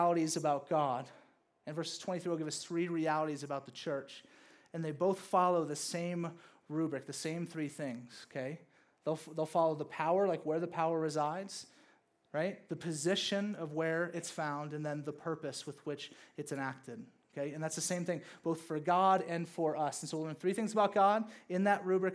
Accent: the South, United States; I grew up in the South

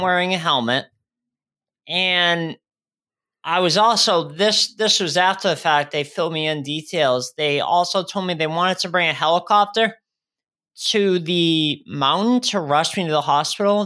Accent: Shrewsbury, Massachusetts, United States; moved away as an adult; also born or lived in Worcester, Massachusetts; now in Rhode Island, United States; I grew up in, uh, Shrewsbury, Mass. I was born in Worcester, Mass, right next door to that.

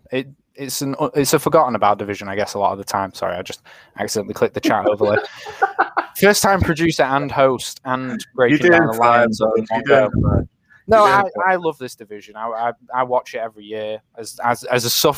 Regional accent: England, United Kingdom; as English people

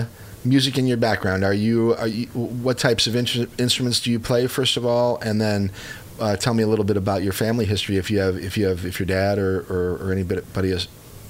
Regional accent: Chicago, Illinois, United States; now in Columbia, United States; I was born and raised in the Chicago area.

